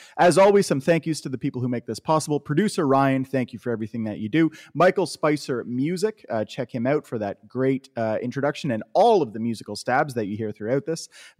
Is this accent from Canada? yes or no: yes; Canada; So when we were kids growing up in Canada